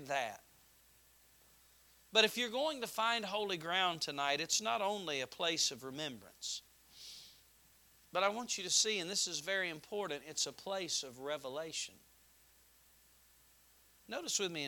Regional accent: North Carolina, United States; I was a foreigner, even though I was from North Carolina

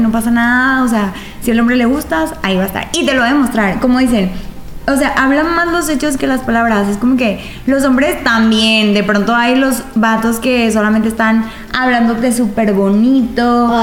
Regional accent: Mexico; vivimos en una eh, como sociedad mexicana

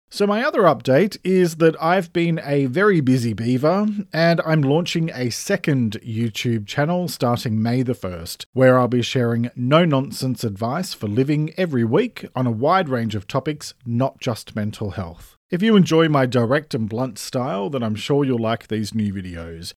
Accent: Australia; I'm an Australian writer

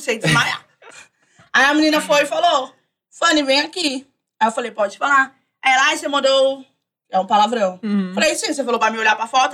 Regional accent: São Paulo, Brazil; Eu sou da Zona Norte, Vista Alegre, Lisa Maria. É porque eu fico bem no meio

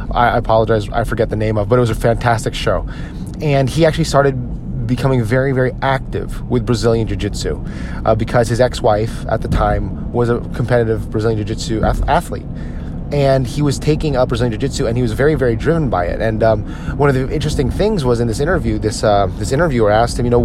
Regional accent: United States; as an American

